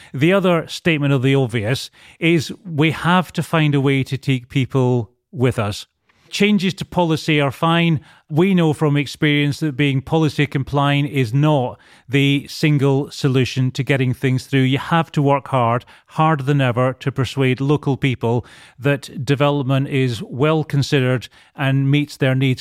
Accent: Edinburgh, Scotland, United Kingdom; accent: Scottish; moved away as an adult; also born or lived in Bristol; now in London, United Kingdom; Grew up in Edinburgh. Spent first 25 years of my life there.

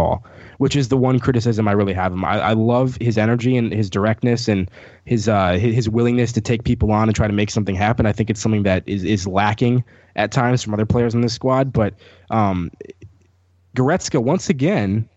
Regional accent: Wheaton, Illinois, United States; no one knows where Wheaton, Illinois is

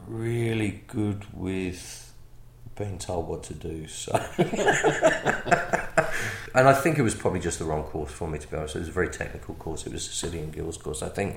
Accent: England, United Kingdom; You know, because I come from England, it wasn't, you know, like it is now.

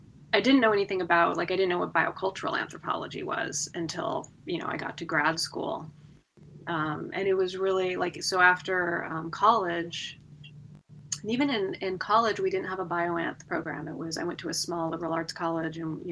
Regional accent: Westerville, Ohio, United States; I went to Westerville South High School in Westerville, Ohio.

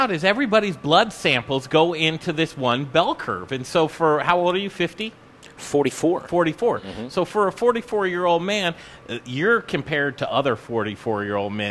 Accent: California, United States; I grew up

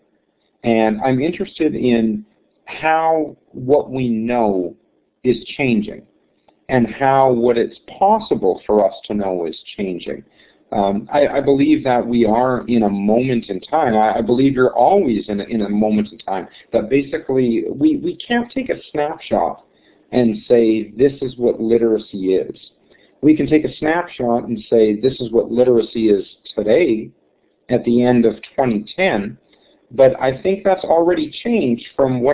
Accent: Snow Lake, Manitoba, Canada; This actually is my hometown. I moved back here about a dozen years ago

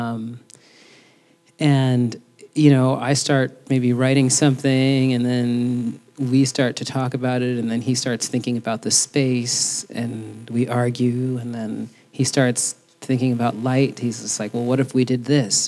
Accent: New York City, New York, United States; growing up in the Bronx and all of the incredible girls that I grew up

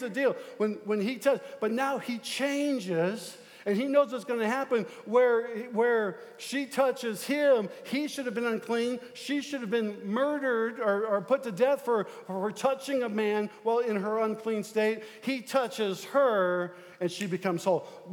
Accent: Omaha, Nebraska, United States; moved away; I'm from South Omaha. I'm a South Omaha boy

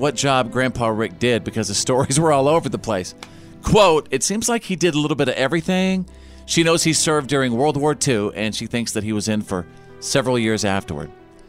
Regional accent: Bowie, Texas, United States; our weekends in Bowie, Texas, USA, that's my hometown in North

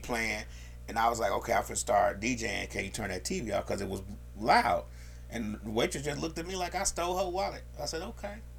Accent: Chicago, Illinois, United States; now in Atlanta, United States; I'm from Chicago

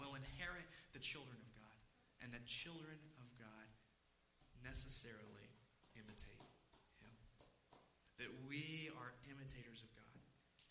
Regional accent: East Texas, United States; I am from, initially, I grew up, born and raised in East Texas

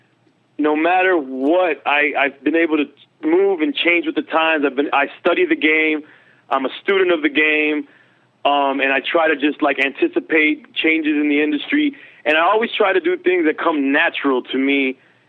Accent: Miami, Florida, United States; also born or lived in Los Angeles; I'm raised in Miami

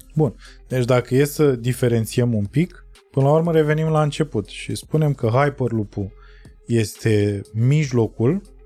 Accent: Romania; noi ca români și noi ca tătari

